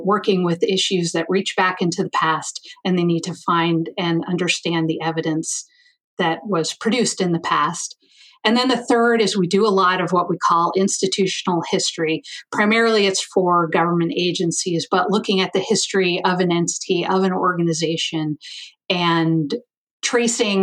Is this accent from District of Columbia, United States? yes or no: no; Ohio, United States; moved away as an adult; now in Missoula, United States; I'm from Ohio. Midwestern girl